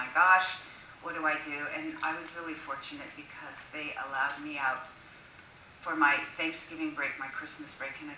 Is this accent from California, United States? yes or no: yes; Newport Beach, California, United States; moved away as an adult; also born or lived in New York / Key West / Moulton; I'm from Newport Beach